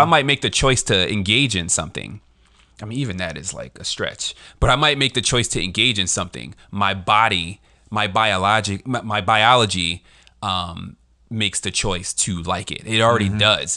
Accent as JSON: {"language": "English", "town": "Philadelphia", "region": "Pennsylvania", "country": "United States", "tie": "born or raised there", "said": "I was born in the U.S. I was raised in West Philadelphia"}